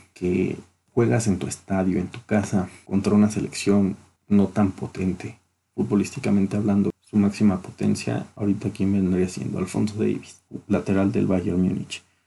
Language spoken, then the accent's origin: Spanish; Mexico